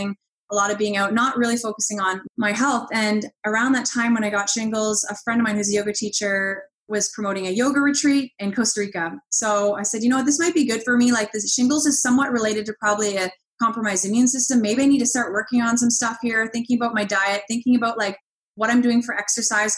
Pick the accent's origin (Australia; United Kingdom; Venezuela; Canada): Canada; Halifax, Nova Scotia; now in Ottawa, Canada; I grew up in Halifax, Nova Scotia.